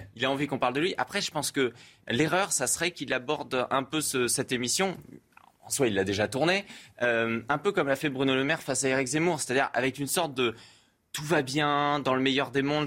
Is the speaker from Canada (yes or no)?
no; Brittany, France; je suis breton